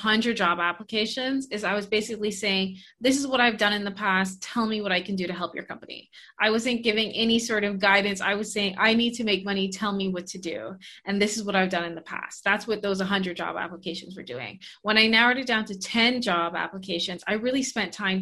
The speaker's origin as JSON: {"language": "English", "country": "Bahamas", "also_born_or_lived": "Canada", "moved": "as an adult", "said": "I'm originally from the Bahamas"}